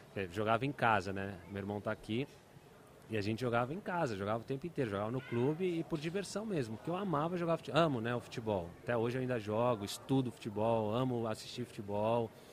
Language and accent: Portuguese; São Paulo, Brazil; also born or lived in Brasília (Gama) / Cuiabá; depois fui para Cuiabá, e de Cuiabá vim para São Paulo. 4 quatro anos, dos 4 aos 7 em Cuiabá, com 7 eu cheguei aqui.